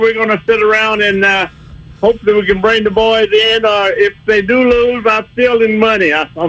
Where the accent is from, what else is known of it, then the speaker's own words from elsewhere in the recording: Texas, United States; moved away as an adult; originally I'm from Texas. I left Texas when I was 19 and joined the Navy. Spent 20 years in the Navy